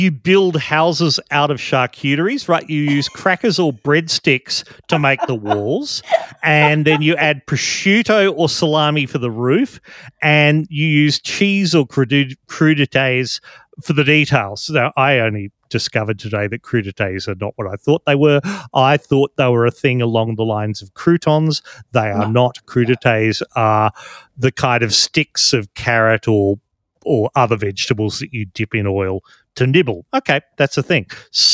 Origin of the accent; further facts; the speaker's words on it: Adelaide, South Australia, Australia; moved away; I'm originally from Adelaide